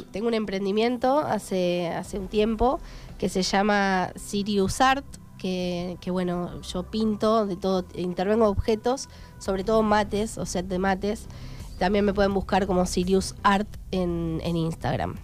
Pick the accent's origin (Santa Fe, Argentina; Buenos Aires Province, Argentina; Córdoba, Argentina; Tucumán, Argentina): Buenos Aires Province, Argentina; Darregueira; moved away as an adult; yo me fui de Darreguera hace 10 años, me fui a estudiar